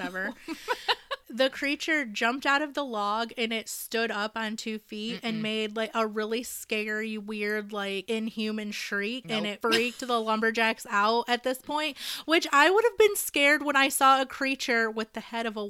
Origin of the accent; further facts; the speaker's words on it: Michigan, United States; now in Indiana, United States; I'm actually not from Indiana. I'm from Michigan.